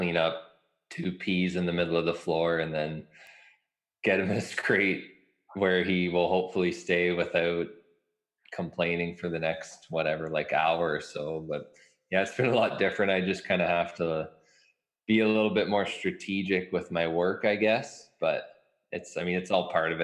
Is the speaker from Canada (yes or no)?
yes; Mitchell, Ontario, Canada; also born or lived in London, Ontario; now in Lucan, Canada; I grew up in Mitchell, Ontario